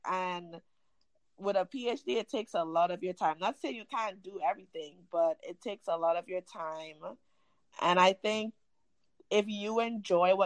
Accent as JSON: {"language": "English", "town": "Chaguanas", "region": "Couva-Tabaquite-Talparo", "country": "Trinidad & Tobago", "tie": "born or raised there", "moved": "as an adult", "lives_now": "United States", "said": "I grew up in central Trinidad, is an area called Chaguanas"}